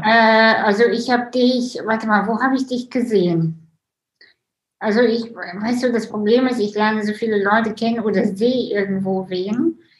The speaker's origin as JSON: {"language": "German", "country": "Russia", "moved": "yes", "said": "ich bin ja selber auch äh, Russin"}